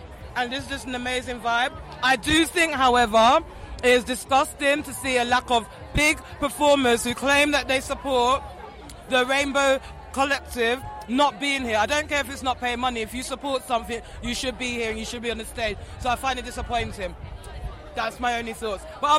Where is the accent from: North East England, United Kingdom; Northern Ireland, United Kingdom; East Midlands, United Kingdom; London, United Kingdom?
London, United Kingdom; and especially growing up in London, in the Nigerian-Jamaican culture